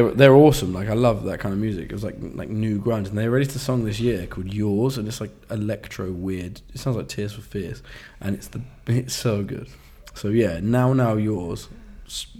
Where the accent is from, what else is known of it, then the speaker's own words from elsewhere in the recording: East Anglia, East of England, United Kingdom; now in London, United Kingdom; we grew up in East Anglia. Excuse me. But I've lived in London for a long time